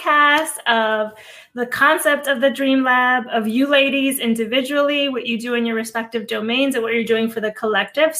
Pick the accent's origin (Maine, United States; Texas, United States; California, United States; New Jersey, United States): New Jersey, United States; Hudson County, Northeast; also born or lived in Cuba; So I was born in Cuba. My mom and I came to this country when I was 4 years old. I grew up in Hudson County, Northeast New Jersey.